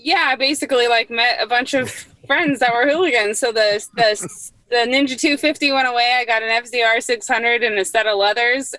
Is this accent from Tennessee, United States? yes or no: no; Northern California, United States; also born or lived in San Diego; I grew up uh, in Northern California